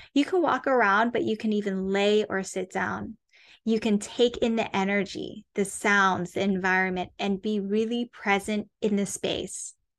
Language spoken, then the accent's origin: English; Atlanta, Georgia, United States; moved away; also born or lived in New York City; I was born and raised in the suburbs of Atlanta, Georgia